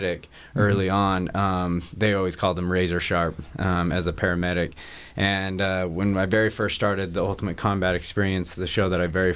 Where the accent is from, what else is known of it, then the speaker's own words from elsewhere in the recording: Salt Lake City, Utah, United States; I'm from Salt Lake